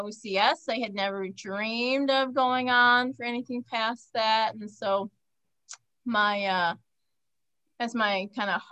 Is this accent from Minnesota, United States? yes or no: yes; Minnesota, United States; moved away as an adult; now in Phoenix, United States; I'm from Minnesota